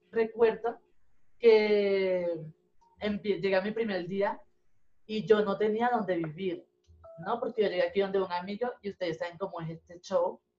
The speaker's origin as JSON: {"language": "Spanish", "country": "Venezuela", "moved": "yes", "lives_now": "Bogotá, Colombia", "said": "yo no vine de Venezuela a Bogotá a trabajar"}